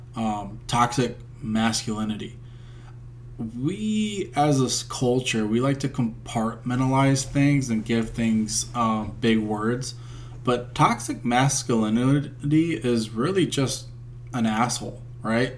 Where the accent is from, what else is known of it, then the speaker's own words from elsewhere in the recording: United States; we're Americans